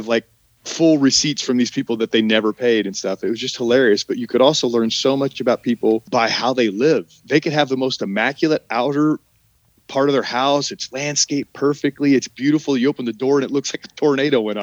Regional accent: Oklahoma, United States; moved away as an adult; also born or lived in Arkansas; now in Los Angeles, United States; I'm from Oklahoma. I mean, I grew up in Oklahoma

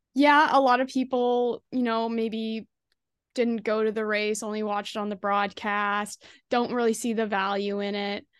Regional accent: Kemptville, Ontario, Canada; my hometown, Kemphil, Ontario

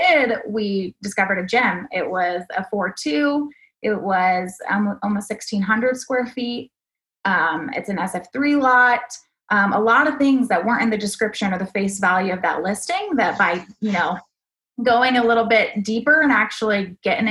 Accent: Austin, Texas, United States; I grew up in Austin, moved away for a while of college and spent some time in other Texas cities. But I came back

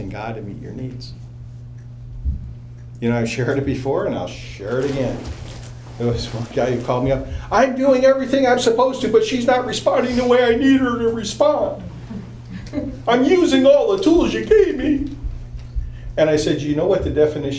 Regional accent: New York, United States; moved away; growing up in New York

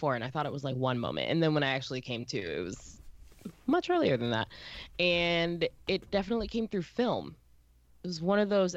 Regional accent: Northern Virginia, United States; Where I was in Virginia, it was not the South.

